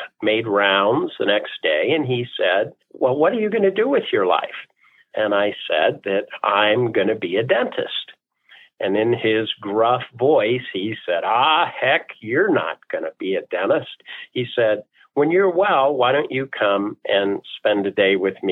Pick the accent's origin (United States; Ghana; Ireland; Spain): United States; Toledo, Ohio; moved away as an adult; now in Denver, United States; I was born and raised in Toledo. I'm very, very proud of my Buckeye roots, my Midwest U.S. roots.